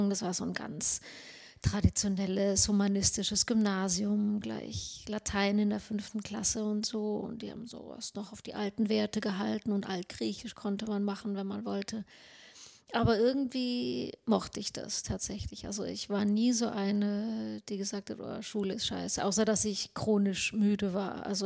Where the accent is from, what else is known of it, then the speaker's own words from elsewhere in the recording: Sweden; German is a second language; Ich so, ich bin Schwedin, also so